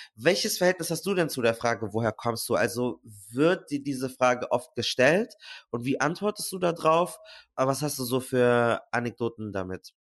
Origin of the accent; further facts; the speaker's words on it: Munich, Bavaria, Germany; Ich komme aus München